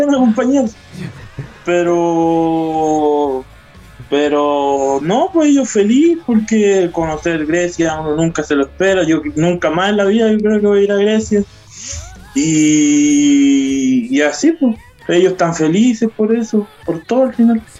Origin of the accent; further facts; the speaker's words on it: Curanilahue, Biobío, Chile; also born or lived in Santiago; yo soy de curanilagüe de la octava región